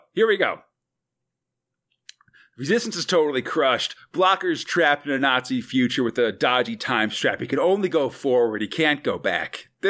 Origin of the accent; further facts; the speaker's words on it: East Coast, United States; now in California, United States; I grew up on the East Coast